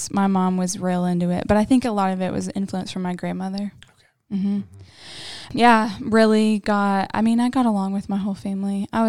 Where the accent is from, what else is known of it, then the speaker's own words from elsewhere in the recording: Knoxville, Tennessee, United States; I grew up in Knoxville, Tennessee.